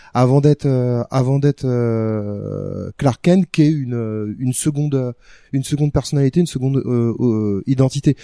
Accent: France; la plupart des gamins français

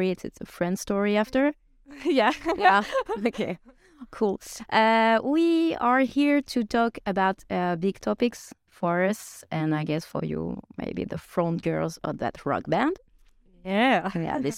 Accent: Norway; we're from Norway

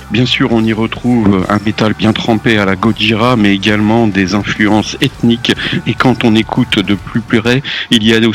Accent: England, United Kingdom; French is a second language; Alors franchement, ça me fout les boules, moi, en tant qu'anglais.

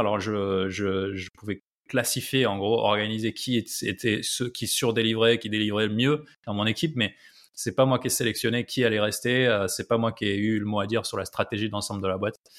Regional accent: France; moved away as an adult; also born or lived in Silicon Valley / Nairobi, Kenya; nous, en, France

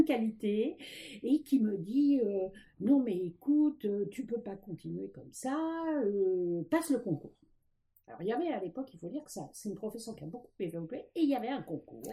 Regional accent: Paris, Île-de-France, France; je suis née à Paris. j'ai toujours vécu à Paris

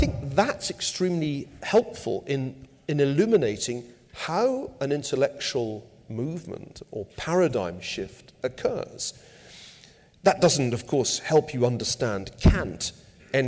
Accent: United Kingdom; now in United States; As somebody born in Britain

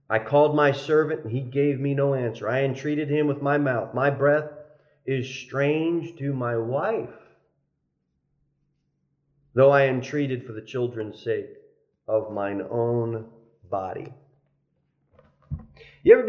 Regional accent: New Jersey, United States; I'm from New Jersey

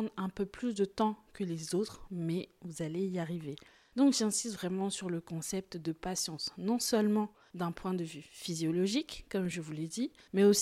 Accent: Côte d’Ivoire; comme on dit chez moi en Côte d'Ivoire, je vais te garant, ça veut dire je vais un peu te menacer.

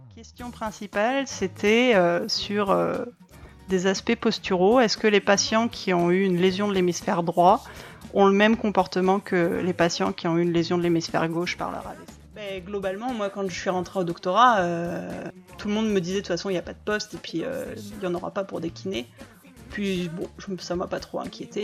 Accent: the Alps, France; moved away as an adult; also born or lived in Montreal, Canada / Marseille; now in Bordeaux, France; j'ai grandi dans les Alpes

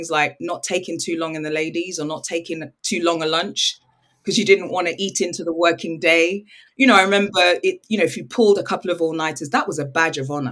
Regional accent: United Kingdom; also born or lived in Nigeria; I'm British and I'm Nigerian.

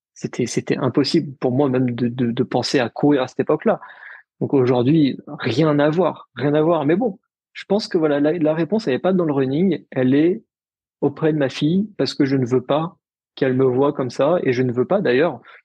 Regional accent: Paris, Île-de-France, France; also born or lived in Lille; je suis parisien, je suis, je suis né à Paris

